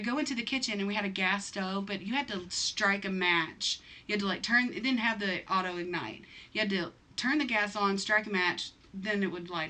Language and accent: English; the South, United States; I'm from the South